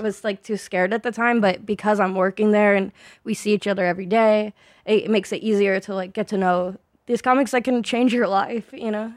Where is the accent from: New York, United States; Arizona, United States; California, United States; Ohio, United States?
Arizona, United States; Phoenix; moved away as an adult; now in Los Angeles, United States; I grew up in Arizona in like the Phoenix area. I, mm. I moved a lot, so I I've I don't ever know how to answer where from Arizona am I from because basically the Phoenix area.